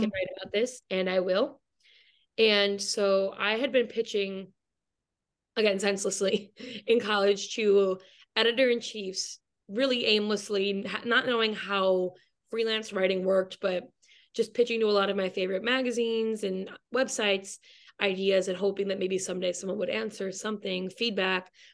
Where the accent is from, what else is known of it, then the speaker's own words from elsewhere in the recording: Michigan, United States; now in Brooklyn, New York, United States; I'm from Michigan, and that is how I loosely know Grace through the University of Michigan